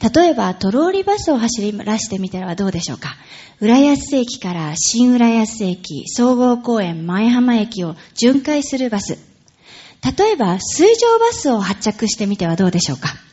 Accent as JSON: {"language": "Japanese", "town": "Nagoya", "region": "Aichi", "country": "Japan", "tie": "born or raised there", "moved": "yes", "lives_now": "Urayasu, Japan", "said": "私は愛知県名古屋市出身でございます"}